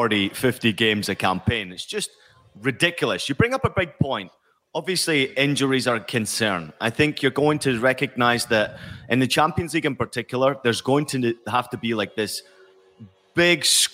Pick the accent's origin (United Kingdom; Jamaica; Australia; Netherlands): United Kingdom; Scotland; growing up in Scotland, following Rangers and Celtic very closely